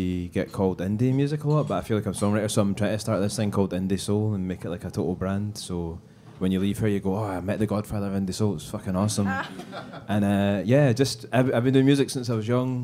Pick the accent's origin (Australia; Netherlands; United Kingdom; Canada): United Kingdom; Largs, Scotland; I grew up in Largs